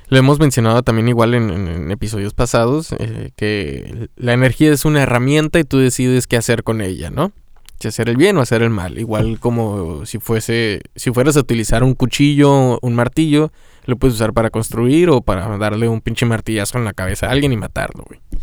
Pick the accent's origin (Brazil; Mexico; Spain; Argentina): Mexico; siendo mexicano